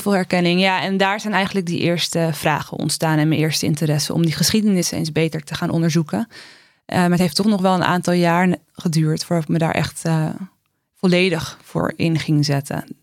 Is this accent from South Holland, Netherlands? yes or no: no; Amsterdam, North Holland, Netherlands; ik kom uit Amsterdam Zuidoost